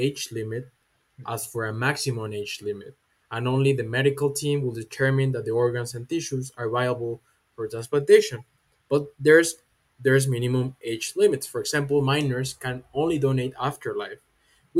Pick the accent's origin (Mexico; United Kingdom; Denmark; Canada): Mexico; Jalisco; from Jalisco, Mexico, representing Universidad Panamericana.